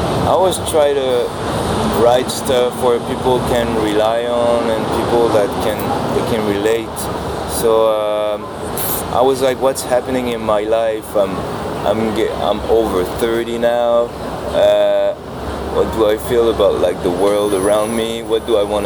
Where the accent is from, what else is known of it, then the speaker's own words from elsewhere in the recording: Normandy, France; I'm from like it's not exactly the countryside, but it's like a small town in France. I'm from Normandy